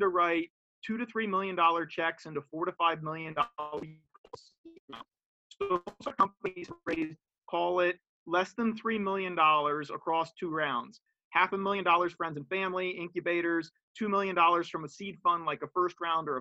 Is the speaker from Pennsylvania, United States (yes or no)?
yes; Philly suburbs, Pennsylvania, United States; moved away as an adult; also born or lived in Bay Area; now in Bucks County, United States; I'm born and raised in the Philly suburbs